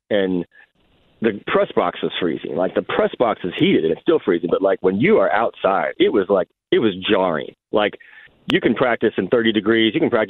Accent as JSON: {"language": "English", "town": "Indianapolis", "region": "Indiana", "country": "United States", "tie": "born or raised there", "said": "growing up in Indianapolis."}